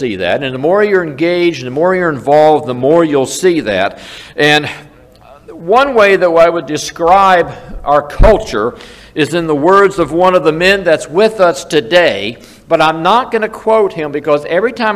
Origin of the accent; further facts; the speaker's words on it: South Carolina, United States; I'm from South Carolina